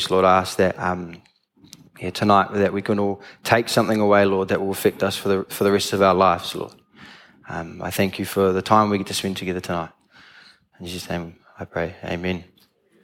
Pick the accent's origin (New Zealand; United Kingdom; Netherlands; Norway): New Zealand; Tauranga, Bay of Plenty; I'm from Tauranga, I've lived there all my life, all 21 years.